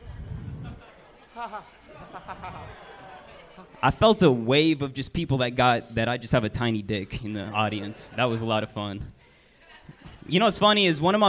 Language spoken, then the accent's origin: English; Las Vegas, Nevada, United States; I'm from Vegas